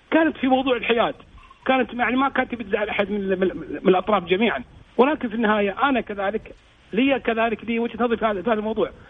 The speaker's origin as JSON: {"language": "Arabic", "country": "Kuwait", "said": "واللي تعتبر العمق الاستراتيجي لنا احنا ككويتيين"}